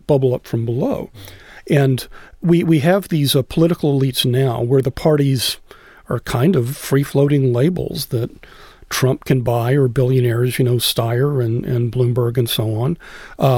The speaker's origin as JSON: {"language": "English", "town": "Austin", "region": "Texas", "country": "United States", "tie": "born or raised there", "said": "when I was growing up in Austin"}